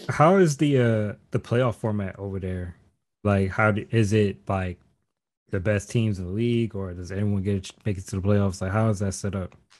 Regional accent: South Holland, Illinois, United States; moved away as an adult; now in Fort Wayne, United States; I'm from South Holland, so it's a suburb of Chicago.

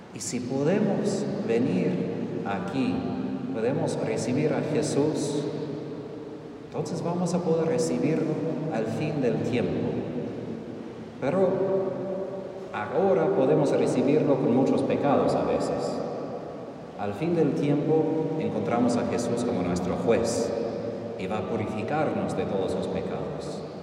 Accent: Texas, United States; moved away; Yo soy del norte, yo soy de Texas

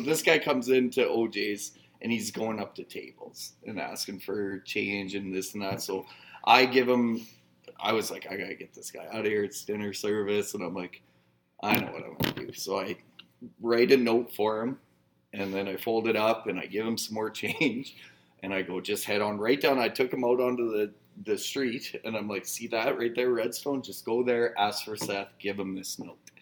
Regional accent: Northern Saskatchewan, Canada; I'm from Northern Sasky.

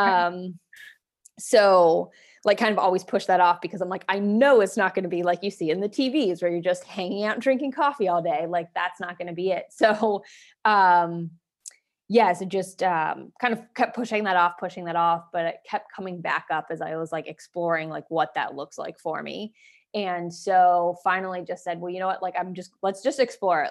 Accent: Waynesburg, Pennsylvania, United States; moved away as an adult; now in Erie, United States; I'm an Erie transplant, so I'm originally from Waynesburg, Pennsylvania

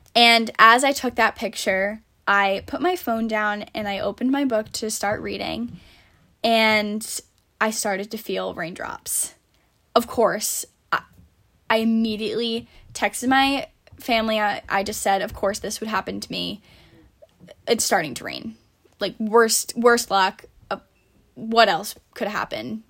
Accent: Warwick, Rhode Island, United States; also born or lived in Narragansett, Rhode Island / Fairfield, Connecticut; I grew up in Warwick

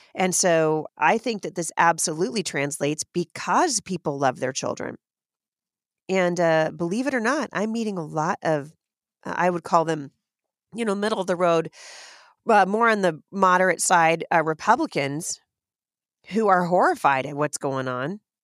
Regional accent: Portland, Oregon, United States; moved away as an adult; now in Washington State, United States; I've lived in Washington State now for a very long time, but I grew up in Portland.

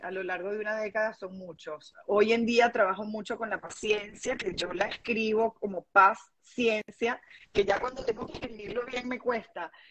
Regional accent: Venezuela; moved away as an adult; now in Dominican Republic; emigramos, nos mudamos de Venezuela a República Dominicana

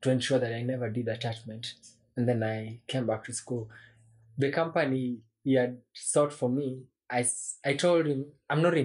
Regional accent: Kenya; also born or lived in Juja, Kenya; I'm technically a Kenyan.

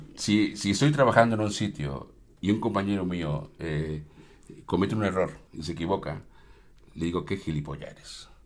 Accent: Mexico; moved away as an adult; now in Málaga, Spain; vivo en Málaga, vivo en España, pero soy mexicano 100%

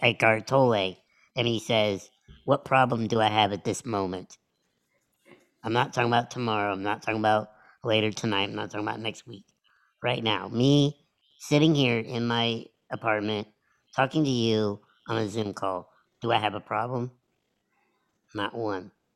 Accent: United States; I was born in America

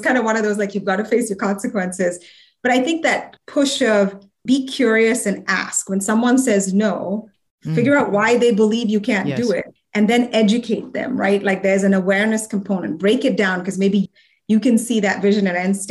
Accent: India; as a woman growing up in India

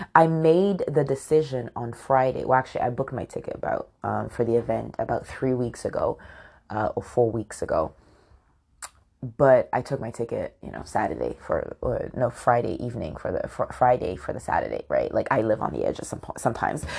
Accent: United Kingdom; also born or lived in London; I'm born in the U K and my dad's Nigerian, but my mom is from Scotland

